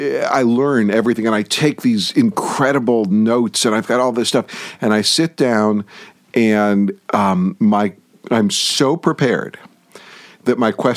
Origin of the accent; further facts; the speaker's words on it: Detroit, Michigan, United States; moved away; also born or lived in New York; I was born in Detroit.